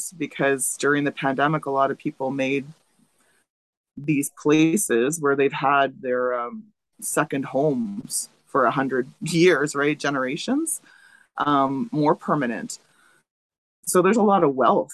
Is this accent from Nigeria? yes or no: no; Wauzhushk Onigum Nation, near Kenora, Ontario, Canada; Yeah, I grew up here. So I was born and raised on the reserve